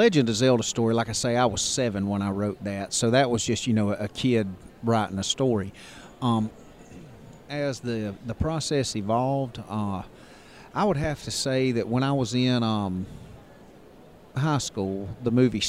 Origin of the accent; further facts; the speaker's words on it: Ozark, Alabama, United States; This is actually my hometown.